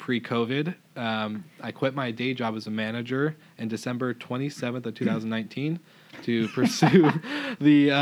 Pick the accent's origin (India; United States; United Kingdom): United States; Camano Island, Washington; also born or lived in Spokane, Washington; I've born and raised on Kamena Island, so Islander at heart